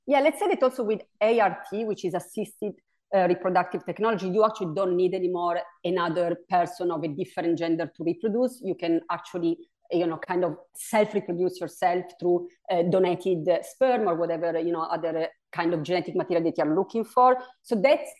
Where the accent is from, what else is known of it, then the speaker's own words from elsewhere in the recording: Italy; English is a second language; also born or lived in New York State; now in New York, United States; my pronunciation here is, is a little off because I'm originally from Italy